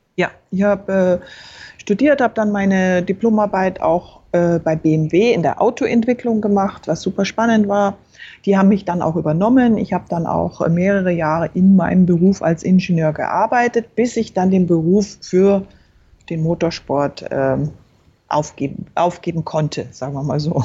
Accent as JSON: {"language": "German", "town": "Berchtesgaden", "region": "Bavaria", "country": "Germany", "tie": "born or raised there", "said": "Ich bin in Berchtesgaden aufgewachsen, also im Süden"}